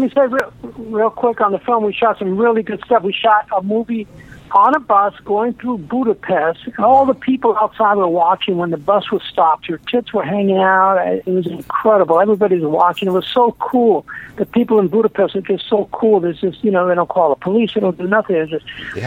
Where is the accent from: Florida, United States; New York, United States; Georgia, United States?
New York, United States; moved away as an adult; now in California, United States; I'm originally from New York